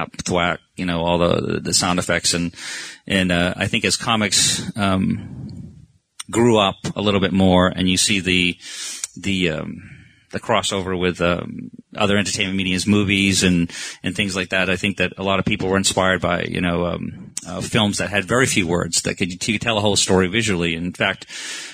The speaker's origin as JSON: {"language": "English", "region": "Maine", "country": "United States", "tie": "born or raised there", "moved": "yes", "said": "I grew up in Maine, you know, which a lot of Americans think is part of Canada, FYI"}